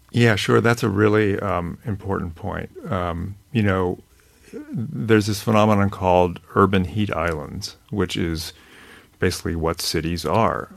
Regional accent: California, United States; I grew up in California

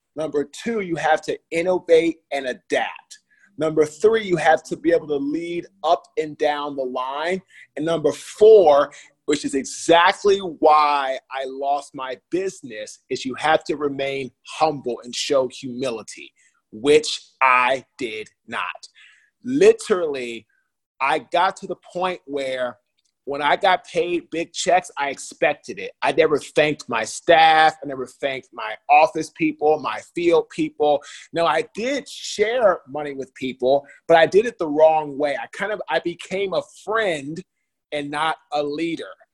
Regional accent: Washington, District of Columbia, United States; I'm from Washington, D.C., the nation's capital uh, in the USA.

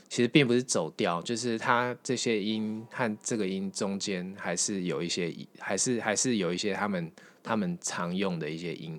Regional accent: Taiwan; 我们台湾人

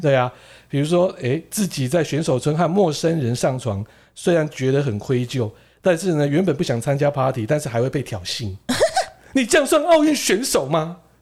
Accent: Japan; 我们日本人

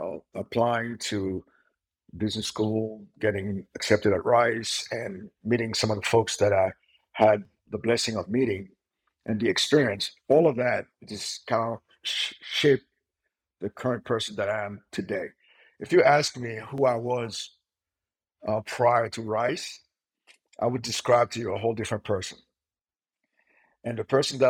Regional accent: Haiti; now in United States; I grew up in Haiti

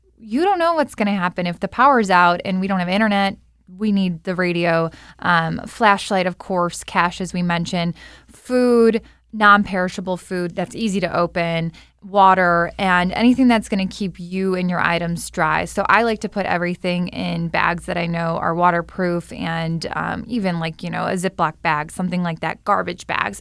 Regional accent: Midwest, United States; moved away; I'm a Midwesterner

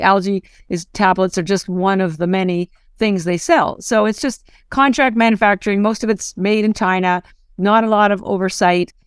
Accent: Canada; moved away as an adult; now in Boston, United States; I'm actually Canadian, but I've lived in Boston thirty-odd years

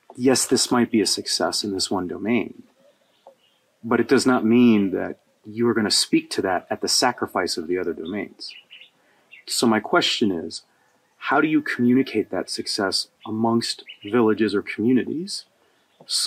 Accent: United States; my home country, the United States

